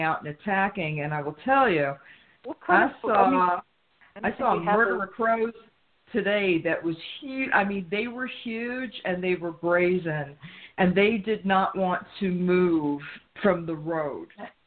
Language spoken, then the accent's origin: English; New York, United States; I was born in New York